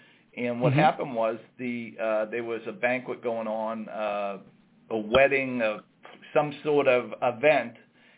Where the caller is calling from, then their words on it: Saugus, Massachusetts, United States; I'm calling from our office in Saugus, Massachusetts. It's right next door to our flagship restaurant here on Route 1.